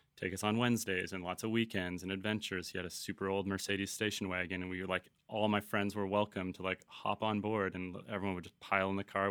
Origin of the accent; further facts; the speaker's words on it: Vancouver, British Columbia, Canada; also born or lived in Toronto / Los Angeles / Costa Mesa / Tofino; we left Toronto when I was about seven years old, um, went to L A, and then I truly grew up in Vancouver